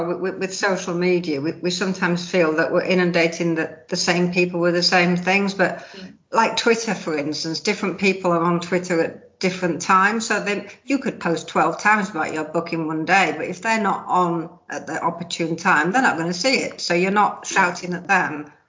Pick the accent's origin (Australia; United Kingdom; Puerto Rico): United Kingdom; It just not something that as a Brit we'd like to do.